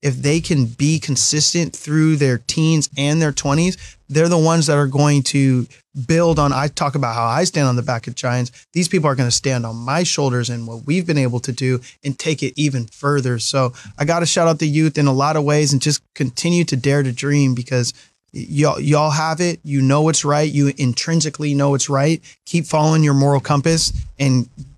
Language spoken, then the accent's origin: English; Mill Creek, Washington, United States; also born or lived in Los Angeles; I was raised in Mill Creek